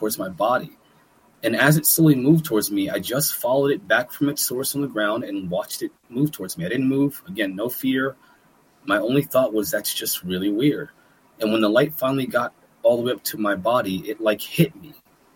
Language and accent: English; Manalapan, New Jersey, United States; moved away as an adult; also born or lived in Trenton, New Jersey / Lewistown, Pennsylvania; now in Pennsylvania, United States; I was born in Trenton, New Jersey, actually, one of the worst places in the country. And I grew up in Manalapan, New Jersey, and Lewistown, Pennsylvania, together simultaneously.